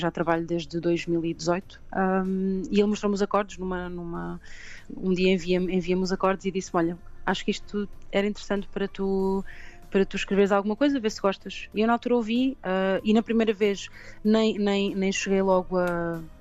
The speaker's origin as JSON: {"language": "Portuguese", "town": "Pombal", "region": "Centro", "country": "Portugal", "tie": "born or raised there", "also_born_or_lived": "London", "said": "comecei muito cedo em Pombal, uh, de onde eu sou"}